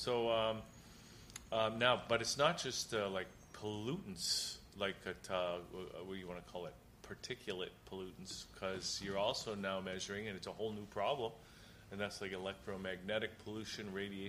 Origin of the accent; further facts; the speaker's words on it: Hamilton, Ontario, Canada; And I know Hamilton had one. Yes. My hometown had one.